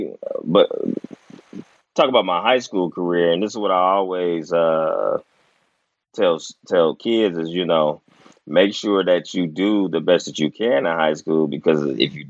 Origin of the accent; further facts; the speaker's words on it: Dayton, Ohio, United States; also born or lived in Omaha, Nebraska; I almost grew up there until my dad got a job in Dayton